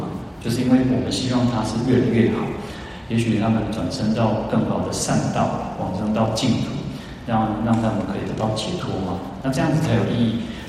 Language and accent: Chinese; Taiwan; 我我们的祖先从从大陆来到台湾，啊，到我已经是到第七代了，啊，到我到第七代嘛。